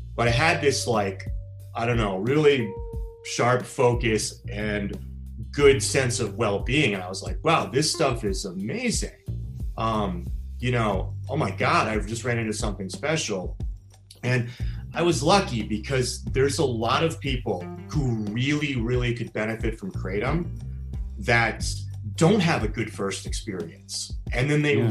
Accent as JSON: {"language": "English", "town": "Washington", "region": "District of Columbia", "country": "United States", "also_born_or_lived": "Los Angeles / Florida / San Diego", "moved": "as an adult", "said": "I'm from Washington, D.C., so I'm from the East Coast."}